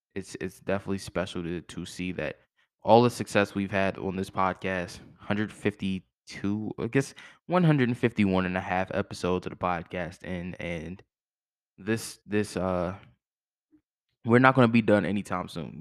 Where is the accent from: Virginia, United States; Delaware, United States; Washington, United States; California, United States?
Virginia, United States; Fredericksburg; my hometown, Fredericksburg, Virginia, shout out to the five five oh.